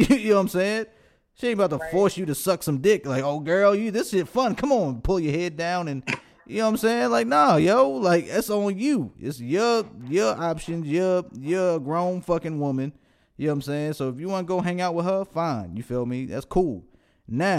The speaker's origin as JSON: {"language": "English", "town": "Baltimore", "region": "Maryland", "country": "United States", "said": "I'm from Baltimore"}